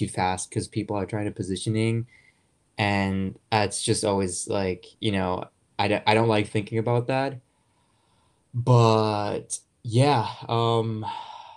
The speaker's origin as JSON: {"language": "English", "country": "Germany", "tie": "born or raised there", "moved": "as an adult", "said": "I was born and raised in Germany"}